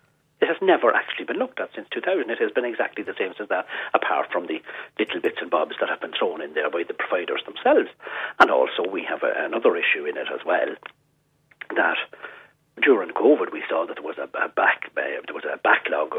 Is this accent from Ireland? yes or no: yes; Cavan, Ulster, Ireland; I'm from Cavan